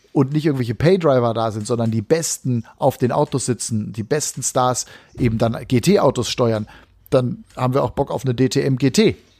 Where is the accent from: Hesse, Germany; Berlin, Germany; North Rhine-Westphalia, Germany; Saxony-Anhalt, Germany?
North Rhine-Westphalia, Germany; Hagen; ich komme aus Hagendahl, dann bist du quasi in meiner Heimat gewesen.